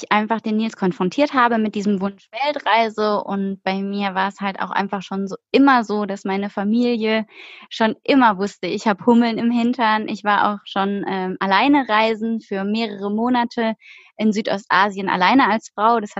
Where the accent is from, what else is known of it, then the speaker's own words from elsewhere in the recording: Baden-Württemberg, Germany; Also wir kommen aus dem Schwarzwald und sind innerhalb von einem Tag nach Berlin getrampt, was irgendwie 900 Kilometer aus von uns war.